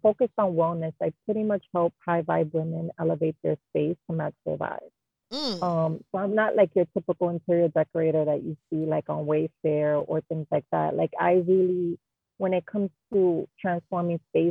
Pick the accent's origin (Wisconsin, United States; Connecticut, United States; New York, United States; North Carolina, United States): New York, United States; New York City; born and raised in Jamaica, Queens